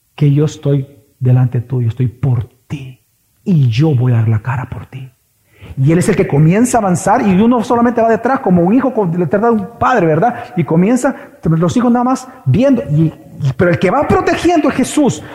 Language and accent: Spanish; El Salvador; Aquí los salvadoreños somos de extremos